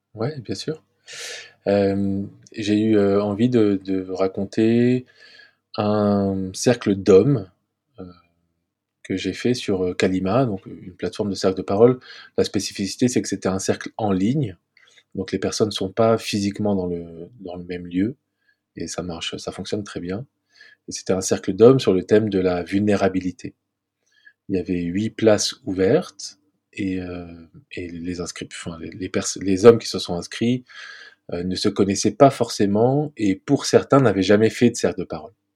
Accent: Paris, Île-de-France, France; je vis à Paris, j'ai grandi à Paris

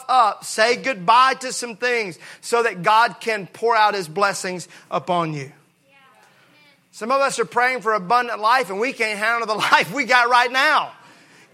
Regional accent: Mississippi, United States; I grew up in Mississippi where we use Bondo a lot.

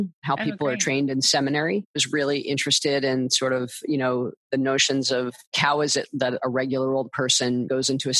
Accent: East Coast, United States; now in California, United States; I grew up on the East Coast and I was a camp kid and moved out here in 1989

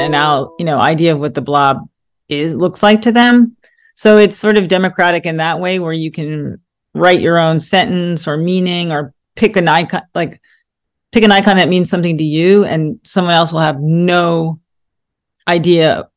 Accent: New York, United States; growing up in New York, I realized that was who I was

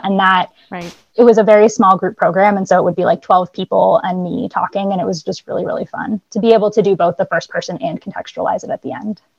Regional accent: Boston, Massachusetts, United States; I grew up in the Boston area

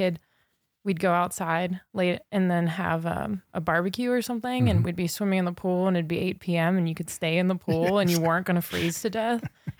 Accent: Redlands, California, United States; moved away as an adult; also born or lived in Sydney, Australia; now in Montana, United States; Southern California. Okay. Redlands.

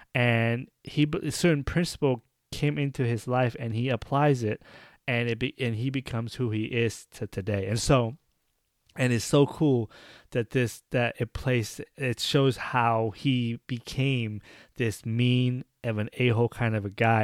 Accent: United States; I'm an American. I might be Asian descendant, but I'm an American.

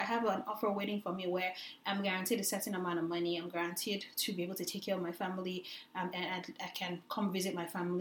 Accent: Lagos, Nigeria; we grew up in Lagos, Nigeria

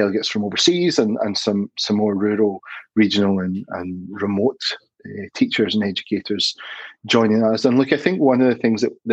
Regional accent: Glasgow, Scotland, United Kingdom; moved away as an adult; now in Australia; I grew up in Scotland, Glasgow, born and bred, became a maths teacher there

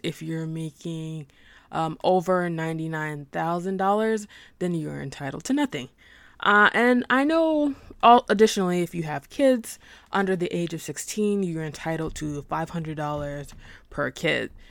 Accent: Arkansas, United States; I'm personally am from Arkansas

